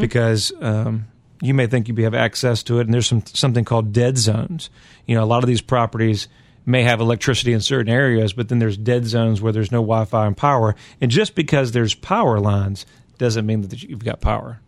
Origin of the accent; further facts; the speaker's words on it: Virginia, United States; I'm from Virginia, and so we have some soil out there